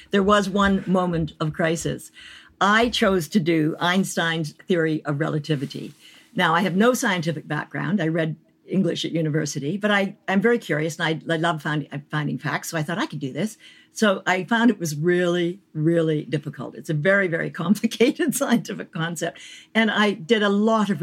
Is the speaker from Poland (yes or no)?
no; Canada; moved away; the country where I grew up and am still a citizen